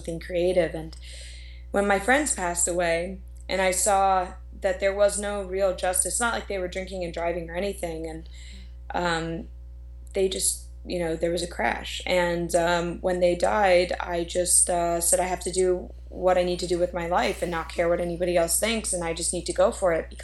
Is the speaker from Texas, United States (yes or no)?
no; Fort Lauderdale, Florida, United States; now in Los Angeles, United States; I was born and raised in Fort Lauderdale, Florida